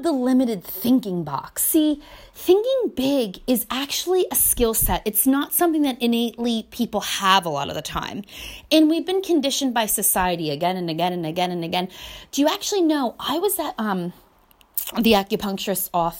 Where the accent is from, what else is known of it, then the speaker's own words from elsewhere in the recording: United States; I grew up in America